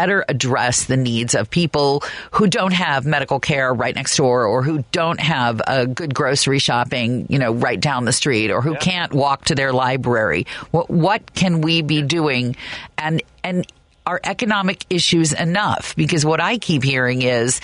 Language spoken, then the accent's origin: English; Manhattan, Kansas, United States; now in Chicago, United States; I was raised in Manhattan, Kansas, when it was a lot smaller than it even is now